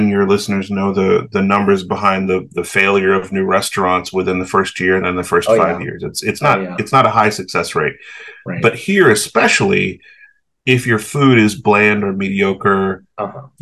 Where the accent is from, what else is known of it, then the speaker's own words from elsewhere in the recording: the South, United States; the crazy thing about growing up in the South in the 80s and 90s